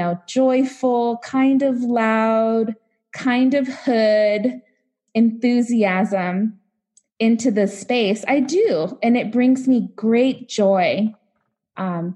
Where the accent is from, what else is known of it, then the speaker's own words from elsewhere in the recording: Los Angeles, California, United States; moved away as an adult; now in Nebraska, United States; I grew up in Los Angeles, youngest of seven